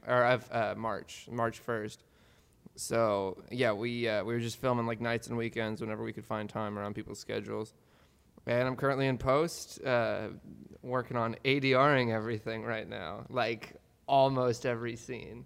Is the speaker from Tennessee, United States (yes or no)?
no; Oklahoma, United States; now in New York, United States; I'm from Oklahoma, um, and now I'm now I'm in New York